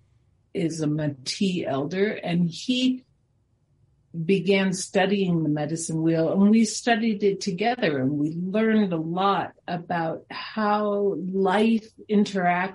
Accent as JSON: {"language": "English", "town": "Springfield", "region": "Massachusetts", "country": "United States", "tie": "born or raised there", "moved": "yes", "lives_now": "Denver, United States", "said": "I was born in Springfield"}